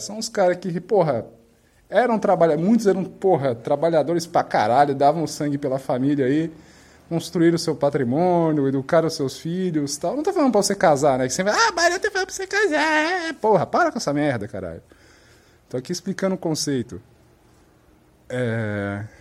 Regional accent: Brazil

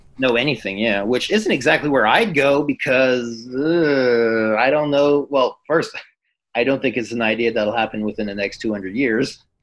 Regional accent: Quebec, Canada; I'm from Quebec.

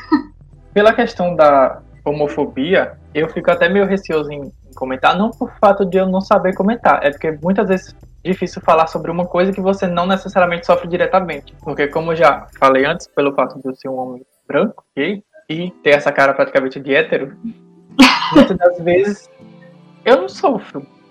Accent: Paraíba, Brazil; now in Bahia, Brazil; eu sou natural da Paraíba, mas desde 2007 eu tô morando na Bahia

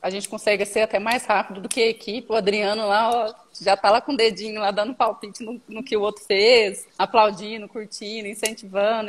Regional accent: Minas Gerais, Brazil; moved away as an adult; also born or lived in Ribeirão Preto, São Paulo; eu retornei para minha cidade natal. Eu morava numa cidade um pouco maior aqui, próximo da região, Ribeirão Preto, que é mais conhecido no estado de São Paulo, e retornei para cá, para Minas

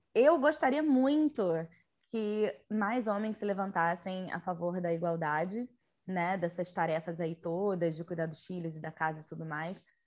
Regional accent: Rio de Janeiro, Brazil; now in Petrópolis, Brazil; Eu sou carioca, atualmente moro em Petrópolis

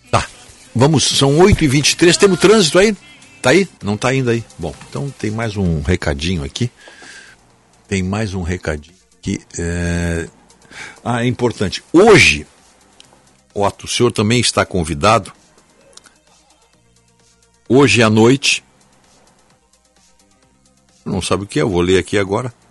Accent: Viamão, Rio Grande do Sul, Brazil; Minha querida Viamão, minha terra natal

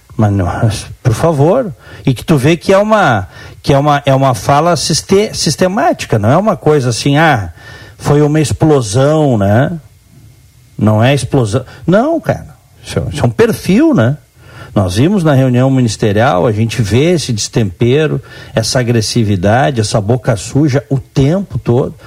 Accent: Brazil; eu, como brasileiro

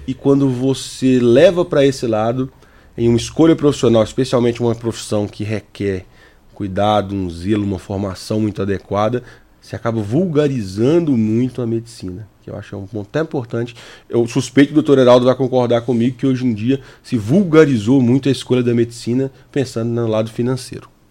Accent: Capelinha, Minas Gerais, Brazil; da cidade onde eu cresci, que é Capelinha, Minas Gerais

